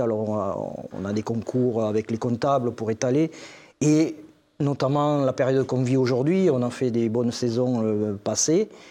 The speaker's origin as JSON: {"language": "French", "town": "Castelsarrasin", "region": "Occitania", "country": "France", "said": "je suis agriculteur dans le Tarn-et-Garonne, sur la commune de Castel-Sarrazin"}